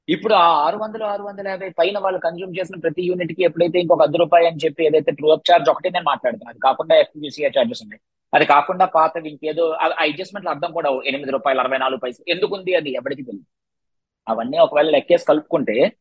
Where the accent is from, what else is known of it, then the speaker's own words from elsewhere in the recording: Visakhapatnam, Andhra Pradesh, India; మాది వైజాగ్